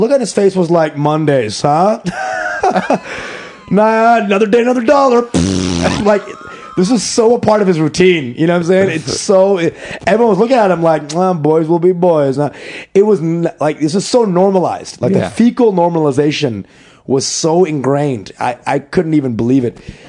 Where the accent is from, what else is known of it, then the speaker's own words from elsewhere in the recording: New York, United States; Bro, I'm like, I'm from New York